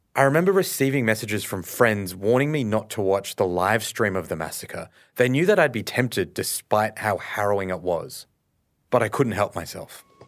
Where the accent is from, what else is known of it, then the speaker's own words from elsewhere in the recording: Australia; I grew up in Australia